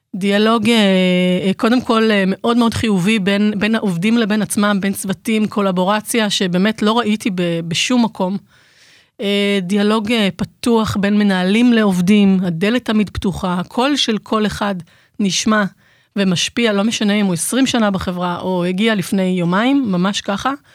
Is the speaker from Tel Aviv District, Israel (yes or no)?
no; Jerusalem, Jerusalem District, Israel; moved away; ירושלמית, למרות שאני לא גרה בירושלים כבר איזה 200 שנה